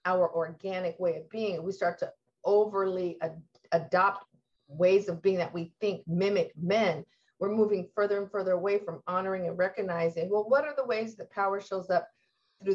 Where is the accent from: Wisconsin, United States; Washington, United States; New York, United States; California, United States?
Washington, United States; Lacey; growing up in Lacey, we had an older house